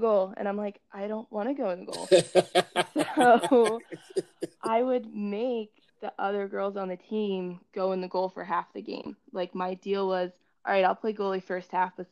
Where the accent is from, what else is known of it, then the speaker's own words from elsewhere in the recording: Berlin, Maryland, United States; also born or lived in Salisbury, Maryland / Ocean Pines, Maryland; I was born and raised in Berlin, Maryland. I've lived in Ocean Pines in the same house my entire life